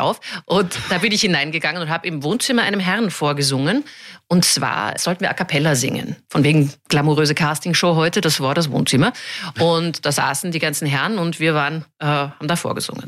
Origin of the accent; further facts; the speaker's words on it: Munich, Bavaria, Germany; moved away; also born or lived in Vienna; München weil es mein Heimatort ist